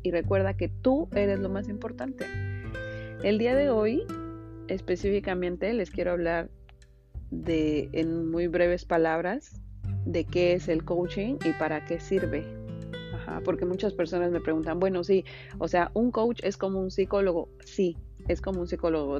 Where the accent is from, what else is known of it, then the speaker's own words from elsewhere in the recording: Mexico; moved away as an adult; now in Miami, United States; soy mexicana y bueno, tengo cuatro años viviendo en Estados Unidos, vivo en Miami específicamente